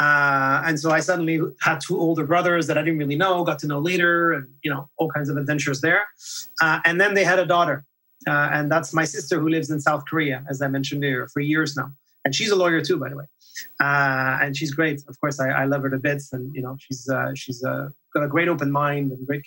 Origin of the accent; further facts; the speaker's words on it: France; first language French; English is a second language; also born or lived in Netherlands / Calgary, Canada / Vancouver, Canada; now in Montreal, Canada; while I was growing up in France, a country with a very strong identity